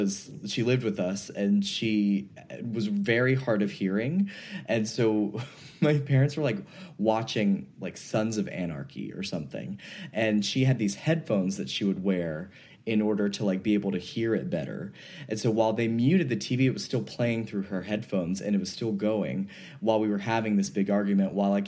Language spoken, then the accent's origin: English; the South, United States; growing up in the South, in a, you know, pretty religious family.